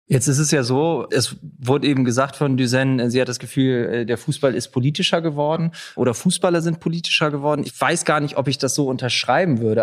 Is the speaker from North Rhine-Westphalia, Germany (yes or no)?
no; Leipzig, Saxony, Germany; ich komme selber aus Leipzig